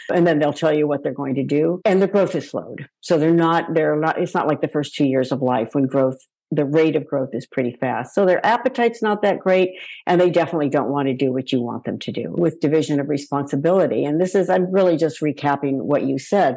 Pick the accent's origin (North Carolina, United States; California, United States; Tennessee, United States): California, United States; Palo Alto; my hometown of Palo Alto